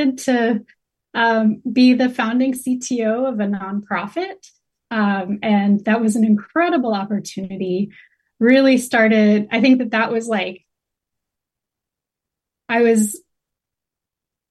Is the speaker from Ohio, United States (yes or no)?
no; North Carolina, United States; I was born and raised in North Carolina